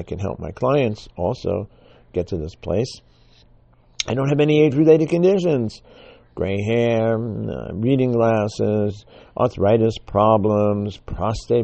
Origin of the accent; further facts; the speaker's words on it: New York City, New York, United States; I grew up in the Bronx